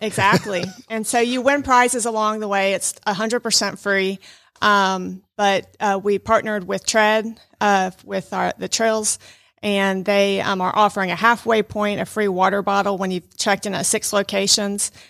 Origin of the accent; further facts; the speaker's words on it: Fayetteville, Georgia, United States; moved away as an adult; now in Rome, United States; I actually grew up in metro Atlanta in Fayetteville, Georgia, south of Atlanta